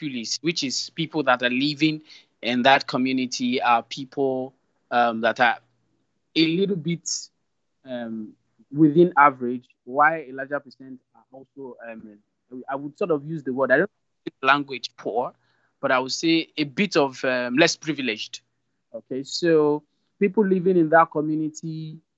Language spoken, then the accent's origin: English; Lagos, Nigeria; I was born in Lagos and started life in Lagos